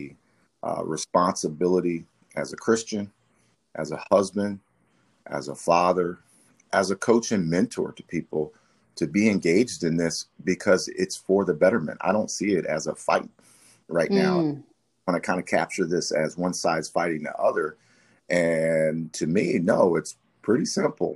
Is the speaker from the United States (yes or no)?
yes; Wichita, Kansas, United States; I grew up, I'm originally from Wichita, Kansas.